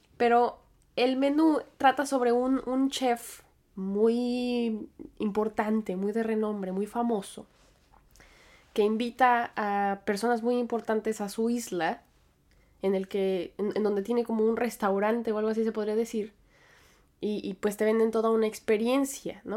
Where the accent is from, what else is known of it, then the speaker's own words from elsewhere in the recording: Aguascalientes, Mexico; also born or lived in United States / State of Mexico; now in Manhattan, United States; yo nací en Estados Unidos, pero después crecí en México. Y aunque yo siempre estoy hablando de Aguascalientes, pasé cierto tiempo de mi infancia en el Estado de México